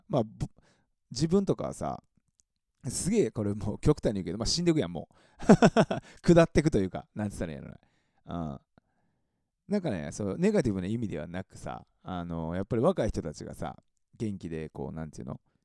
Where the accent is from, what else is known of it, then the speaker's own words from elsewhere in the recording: Mie, Japan; now in Tokyo, Japan; 僕三重県出身なんですけど